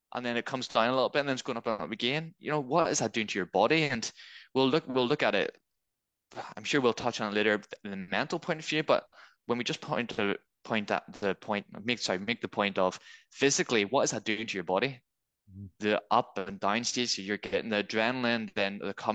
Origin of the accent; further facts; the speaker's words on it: Belfast, Northern Ireland, United Kingdom; moved away as an adult; also born or lived in Scotland; now in Manchester, United Kingdom; I'm originally from Belfast, and then I went to Scotland for university, and it was in the Scotland force, so it's in Police Scotland. Then I've moved to Manchester